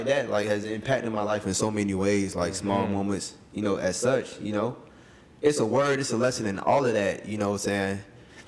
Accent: Savannah, Georgia, United States; we grew up in Savannah

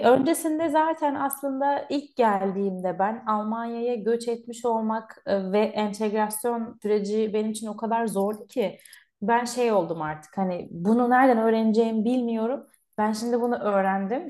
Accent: Artvin, Turkey; moved away as an adult; now in Cologne, Germany; ben Artvinliyim

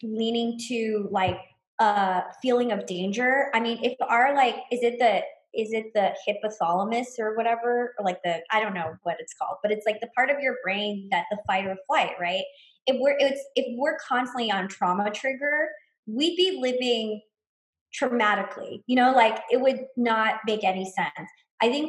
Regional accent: Los Angeles, California, United States; moved away; also born or lived in Mexico; my mom she lives in a pretty insular Chinese community in Los Angeles

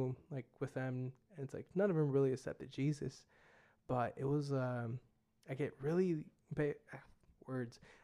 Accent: United States; accent: American; my American accent

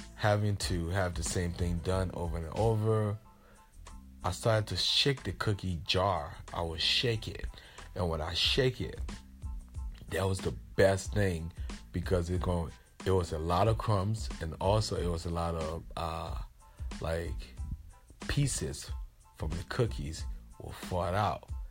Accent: Liberia; I'm from Liberia and I grew up the city that I grew up in in Liberia was uh Omatade.

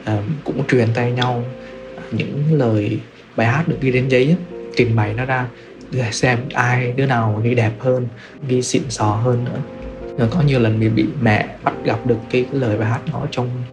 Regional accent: Quảng Trị, Vietnam; now in Ho Chi Minh City, Vietnam; mình đang sống tại thành phố Hồ Chí Minh, quê của mình thì ở Quảng Trị

